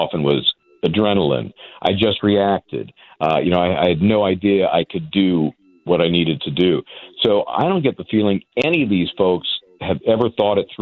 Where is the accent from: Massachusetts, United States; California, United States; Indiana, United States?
California, United States; San Francisco; also born or lived in New York area; now in New York, United States; I'm here in the New York area, but I'm from the Bay Area in San Francisco, big Giants fan